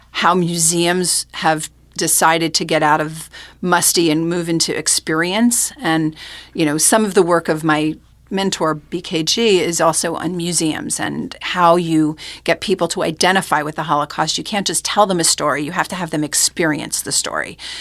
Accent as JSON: {"language": "English", "area": "Westchester, Rockland County, near Monsey", "region": "New York", "country": "United States", "tie": "born or raised there", "also_born_or_lived": "Seattle", "moved": "yes", "said": "grew up in Westchester, Rockland County, near Muncie"}